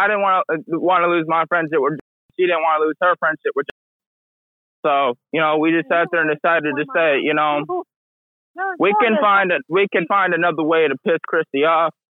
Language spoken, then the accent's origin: English; Michigan, United States; also born or lived in Belmont, Texas; I was born in Belmont, Texas, but I was raised in Michigan.